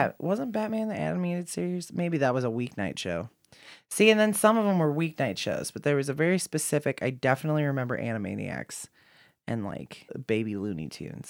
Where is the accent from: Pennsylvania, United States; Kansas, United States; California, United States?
Kansas, United States; I'm from Kansas. I'm from the other side. Literally, Oklahoma is sandwiched in between Texas